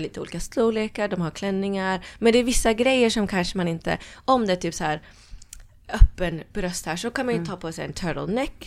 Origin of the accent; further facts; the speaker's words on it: Norrköping, Östergötland, Sweden; moved away as an adult; also born or lived in Norway / London; jag växte upp i Norrköping.